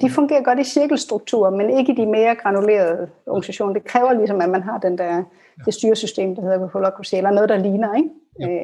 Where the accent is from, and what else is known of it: Denmark